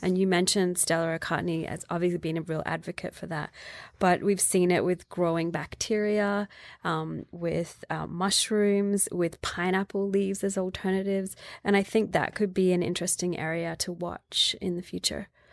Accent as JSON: {"language": "English", "country": "Australia", "tie": "born or raised there", "said": "Growing up in Australia, it was very much women do sewing"}